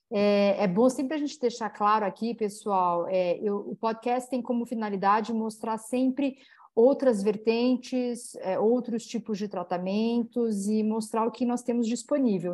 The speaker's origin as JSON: {"language": "Portuguese", "town": "Campinas", "region": "São Paulo", "country": "Brazil", "tie": "born or raised there", "said": "também é da minha cidade natal, ela é de Campinas"}